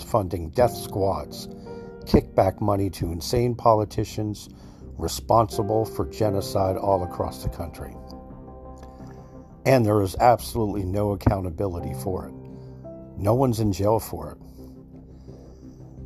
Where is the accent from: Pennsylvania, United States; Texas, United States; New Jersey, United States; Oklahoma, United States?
New Jersey, United States; I was raised in New Jersey